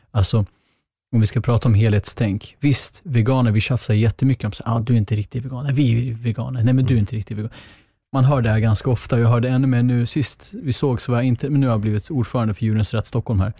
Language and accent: Swedish; Northern Kurdistan, Turkey; now in Sweden; där jag kommer ifrån, men jag är ah, kurd-armenier från Kurdistan i, alltså norra Kurdistan i Turkiet